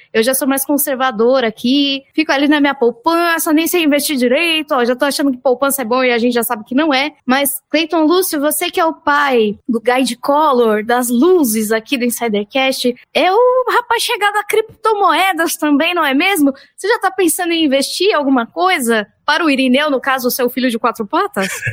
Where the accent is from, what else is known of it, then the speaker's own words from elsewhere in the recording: São Paulo, Brazil; Também sou da ZL, assim, não nascida efetivamente, mas passei boa parte da vida na Moca